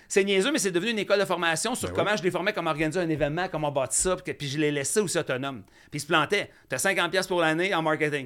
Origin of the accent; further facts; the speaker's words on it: Saint-André, Quebec, Canada; also born or lived in Saint-Lazare, Quebec; je viens de Saint-André, en fait, mais j'ai enseigné à Vaudreuil